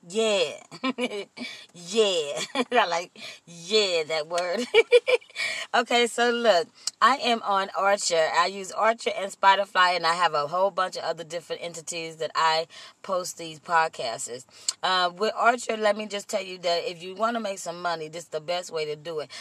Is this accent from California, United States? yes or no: yes; Compton, California, United States; also born or lived in Austin, Texas; I was raised in the city of Compton.